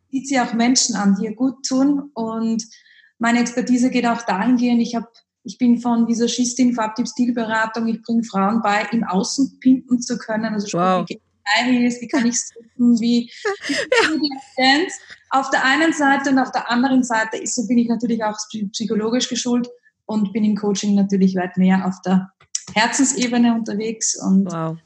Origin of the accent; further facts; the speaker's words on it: Upper Austria, Austria; Wie man vielleicht aus meinem Dialekt etwas hören kann, komme ich aus dem Süden, unterhalb von Deutschland, aus Österreich, aus Oberösterreich